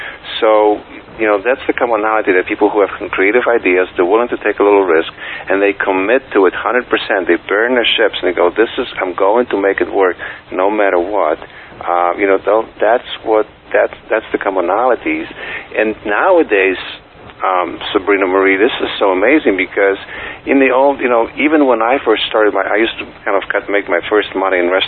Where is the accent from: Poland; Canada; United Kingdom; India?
Poland; first language Polish; English is a second language; moved away as an adult; also born or lived in New York; now in United States; me growing up in Poland. And when I came to the United States in 1989